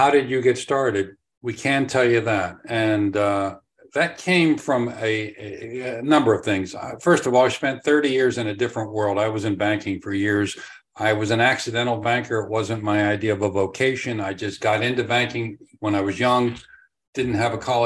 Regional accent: Pittsburgh, Pennsylvania, United States; also born or lived in England / Tampa Bay, Florida; now in Tampa, United States; I'm originally from Pittsburgh, but we moved here to Tampa

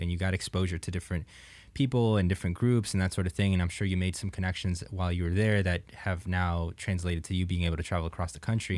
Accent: Jupiter, Florida, United States; I grew up in, uh, like Palm Beach, Jupiter area

